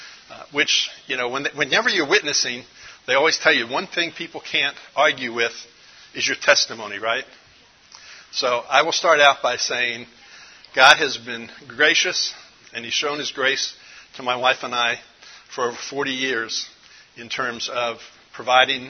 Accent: Dallas, Texas, United States; I'm from Dallas, Texas. Actually, I live north of Dallas on a small little piece of property

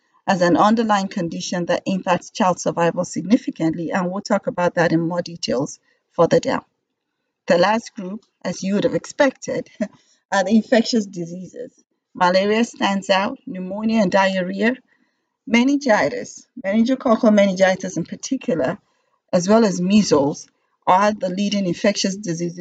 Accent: Nigeria; I was born and raised in Nigeria and got my medical degree from University of Ilorin in Nigeria

